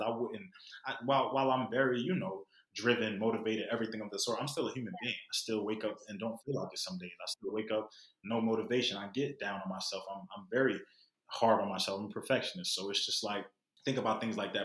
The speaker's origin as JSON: {"language": "English", "town": "Philadelphia", "region": "Pennsylvania", "country": "United States", "tie": "born or raised there", "said": "growing up in Philly"}